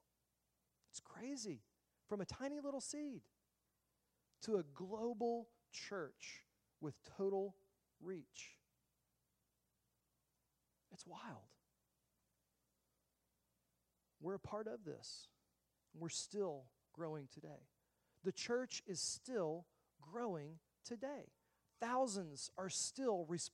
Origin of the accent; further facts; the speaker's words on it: the South, United States; I grew up in the South.